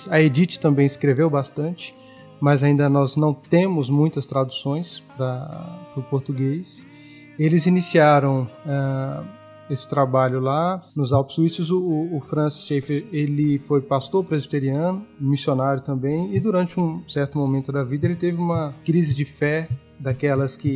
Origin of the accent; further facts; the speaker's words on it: Jequié, Bahia, Brazil; also born or lived in São Paulo / Rio Grande do Sul; now in Lagoa Santa, Brazil; Mas eu sou natural de uma cidade do interior da Bahia chamada Jequié. É, hoje moro em Lagoa Santa, Minas Gerais